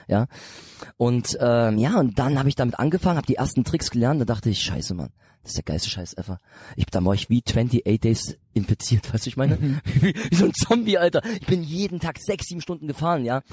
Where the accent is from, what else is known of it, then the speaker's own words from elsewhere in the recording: Bitterfeld, Saxony-Anhalt, Germany; dieses Bitterfeld, wo ich herkomme, das ist mehr so eine so eine Kleinstadt